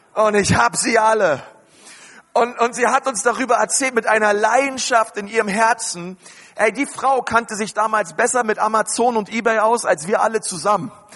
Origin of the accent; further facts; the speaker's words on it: Berlin, Germany; ich bin in Berlin groß geworden